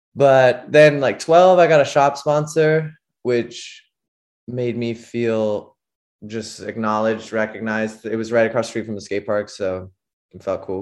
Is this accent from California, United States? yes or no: yes; Saratoga, California, United States; I'm from the Bay Area, like an hour south of S F in Saratoga, California